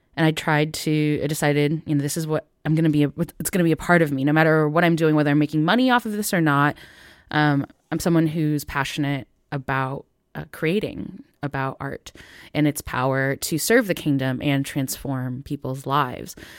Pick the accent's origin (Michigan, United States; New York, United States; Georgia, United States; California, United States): Michigan, United States; Northville; born in this time period in, in Northville, Michigan